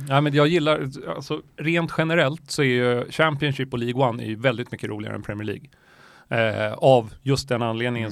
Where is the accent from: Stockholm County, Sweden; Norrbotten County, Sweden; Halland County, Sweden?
Stockholm County, Sweden; Stockholm; also born or lived in Myanmar; jag är uppvuxen på Östermalm, eh, men där, och mina föräldrar bor kvar där. Eh, mitt i Stockholm